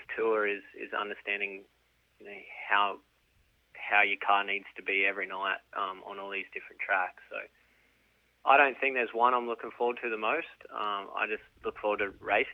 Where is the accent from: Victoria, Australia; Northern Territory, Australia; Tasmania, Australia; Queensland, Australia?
Northern Territory, Australia; Alice Springs; moved away; We're from Alice Springs, which, if no one knows, it's right in the middle of the outback in the center of Australia there